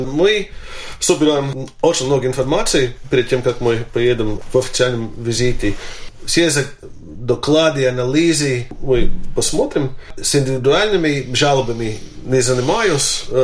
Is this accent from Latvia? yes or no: yes; Latvia; все знают, мою биографию, знает, что я латыш.